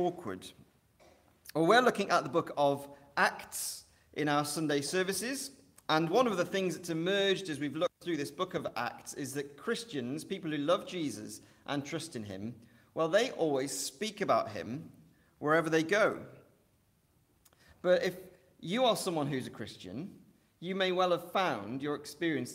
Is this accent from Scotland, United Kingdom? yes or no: no; Welsh, Wales, United Kingdom; now in Liverpool, United Kingdom; I'm Welsh.